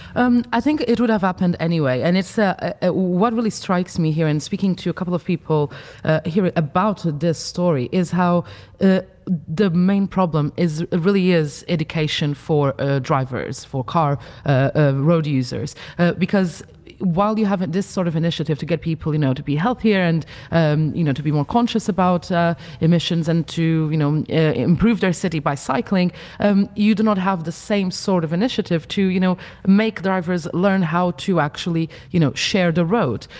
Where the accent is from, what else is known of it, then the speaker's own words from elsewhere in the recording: Funchal, Madeira, Portugal; in my hometown, you know, uh, in Funchal in Madeira